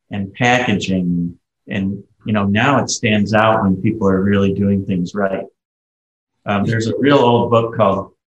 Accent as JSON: {"language": "English", "region": "Ohio", "country": "United States", "said": "I'm from Ohio, where we have the Ohio State University."}